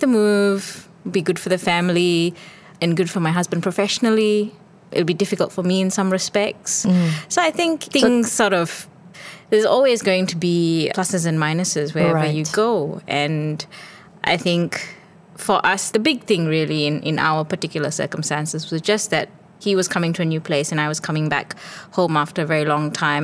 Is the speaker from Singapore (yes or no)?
yes; Singapore; moved away as an adult; also born or lived in Sydney, Australia; So I'm Singaporean. I was born and raised in Singapore